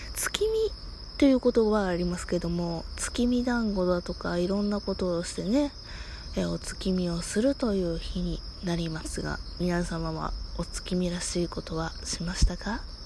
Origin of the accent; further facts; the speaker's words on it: Kansai, Japan; accent: Kansai dialect; 私、関西弁っちゅうこともあってね